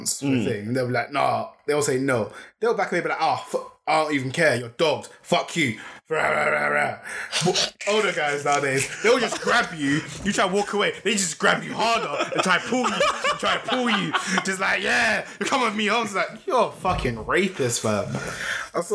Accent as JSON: {"language": "English", "region": "London", "country": "United Kingdom", "tie": "born or raised there", "said": "I grew up in Lambeth, and when I moved out of Lambeth"}